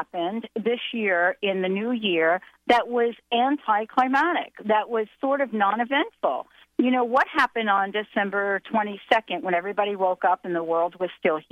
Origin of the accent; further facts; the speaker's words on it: East Coast, United States; I'm from the East Coast